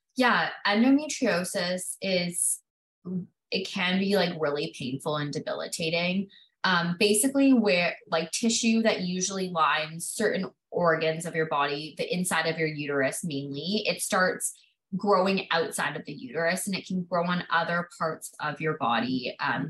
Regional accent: Canada; I was born and raised in Canada

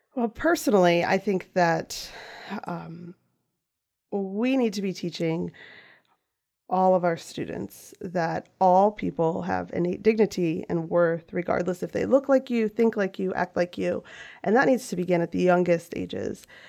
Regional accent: Western Frederick County, Maryland, United States; I am from Western, uh, Frederick County, Mountain area specifically

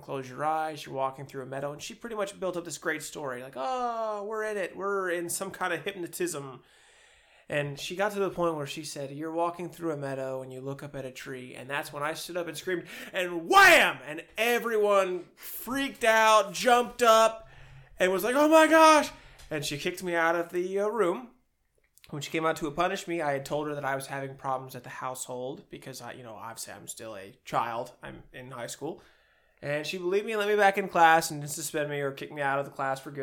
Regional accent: Cleveland, Ohio, United States; I'm from Cleveland. I'm a Browns fan through and through

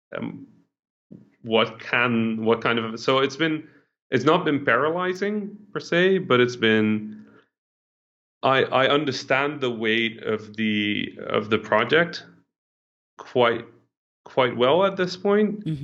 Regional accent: Netherlands; English is a second language; I didn't speak English, right? I was mm-hmm. a Dutch kid

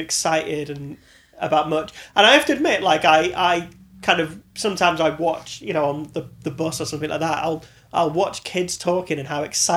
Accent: Manchester, North West England, United Kingdom; moved away as an adult; also born or lived in Birkenhead; now in London, United Kingdom; I actually moved to Manchester as a kid. I was like 9 when I moved

